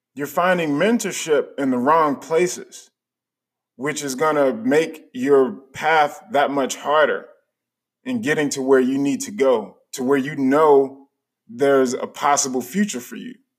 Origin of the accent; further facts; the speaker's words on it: United States; also born or lived in Chicago, Illinois / Charlotte, North Carolina; the people that were around me when I was growing up in Chicago and in Charlotte